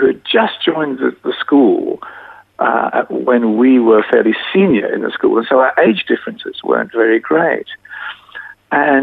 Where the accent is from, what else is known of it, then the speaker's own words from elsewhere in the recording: Adelaide, South Australia, Australia; I was born in Adelaide